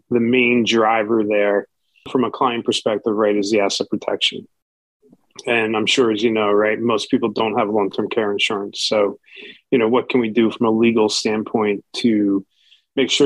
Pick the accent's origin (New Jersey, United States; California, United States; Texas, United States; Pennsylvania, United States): New Jersey, United States; now in Palm Beach Gardens, United States; I come from New Jersey